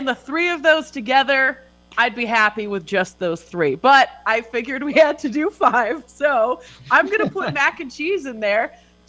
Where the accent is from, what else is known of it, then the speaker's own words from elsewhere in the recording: Canada; Blame me for being Canadian.